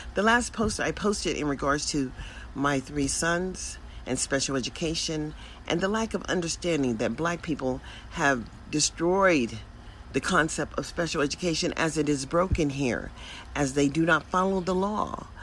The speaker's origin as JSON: {"language": "English", "country": "United States", "also_born_or_lived": "Nevada", "said": "we as American people"}